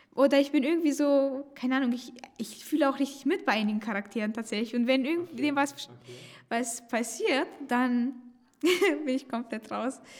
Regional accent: Romania; moved away; ich komme aus Rumänien

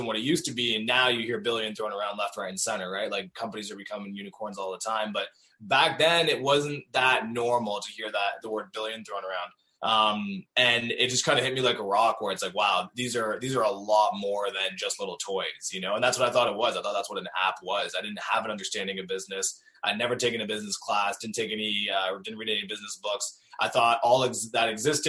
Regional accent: Cornwall, Ontario, Canada; also born or lived in Waterloo, Ontario; I grew up in Cornwall, so probably like half an hour, 40 minutes outside Ottawa, and like an hour outside of Montreal, but still on the Ontario side.

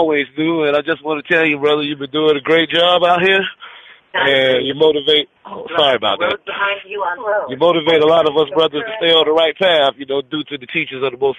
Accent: South Carolina, United States; also born or lived in Texas; I'm in Texas, but I'm from South Carolina.

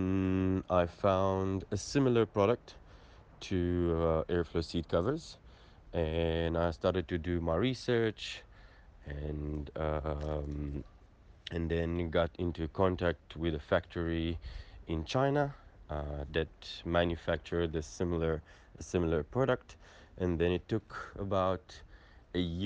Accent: Israel; moved away as an adult; now in South Africa; I'm originally from Israel, moved down to South Africa 4 years ago

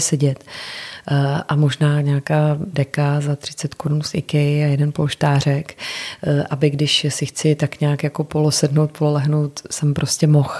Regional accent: Czechia; tady u nás v Čechách

